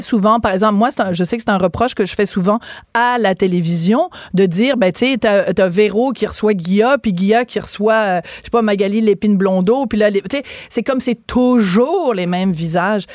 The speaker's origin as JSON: {"language": "French", "region": "Quebec", "country": "Canada", "said": "chez nous, au Québec"}